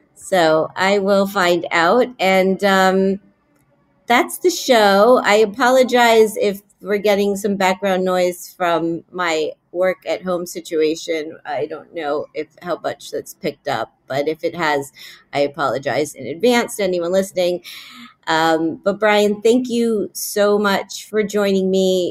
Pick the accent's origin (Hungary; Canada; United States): United States; Miami, Florida; now in New York, United States; Miami's my hometown